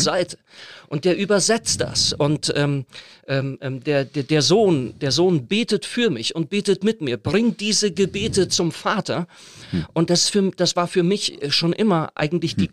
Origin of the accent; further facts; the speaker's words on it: North Rhine-Westphalia, Germany; moved away; mit meiner Herkunft, mit meiner christlichen, mit meiner Glaubenssozialisation zu tun. Das ist dieser lebendige Pietismus in Westfalen